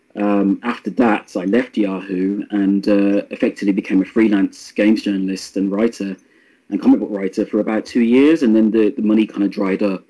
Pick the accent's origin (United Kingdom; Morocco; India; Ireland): United Kingdom; Birmingham, West Midlands; Birmingham, which is my hometown.